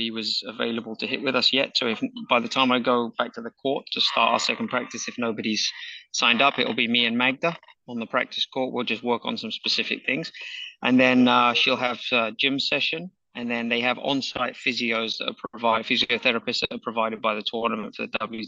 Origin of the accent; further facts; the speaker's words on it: England, United Kingdom; growing up in England